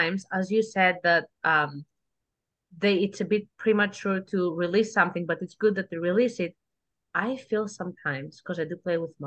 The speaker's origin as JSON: {"language": "English", "country": "Greece", "second_language": "English", "moved": "yes", "said": "I am from Greece"}